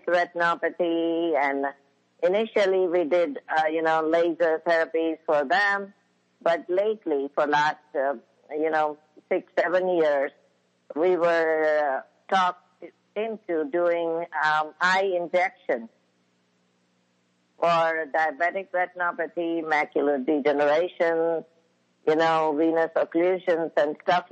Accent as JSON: {"language": "English", "country": "India", "tie": "born or raised there", "moved": "as an adult", "said": "when I was in India."}